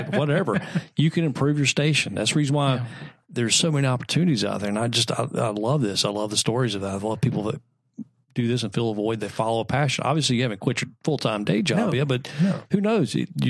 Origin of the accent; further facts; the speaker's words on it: Texas, United States; And, listen, I'm originally from Texas.